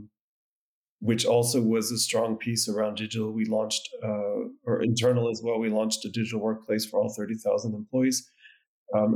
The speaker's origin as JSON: {"language": "English", "region": "Connecticut", "country": "United States", "moved": "as an adult", "lives_now": "Germany", "said": "I'm originally from Connecticut, so New England in the U.S."}